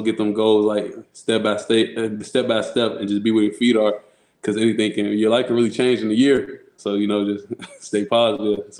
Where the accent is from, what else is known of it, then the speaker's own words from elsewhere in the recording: Chicago, Illinois, United States; also born or lived in Rockford, Illinois; I grew up in Chicago